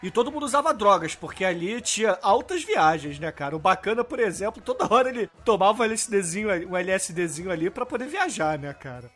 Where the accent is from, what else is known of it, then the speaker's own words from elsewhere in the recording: Rio de Janeiro, Brazil; eu sou carioca